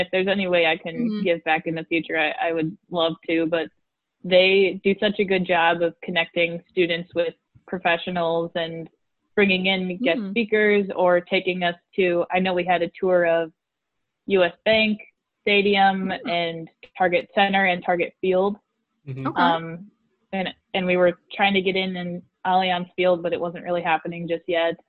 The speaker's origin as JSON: {"language": "English", "region": "Midwest", "country": "United States", "accent": "Midwestern", "said": "my Midwestern accent"}